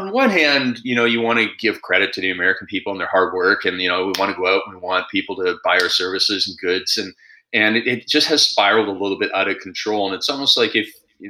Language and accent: English; Canada; I'm Canadian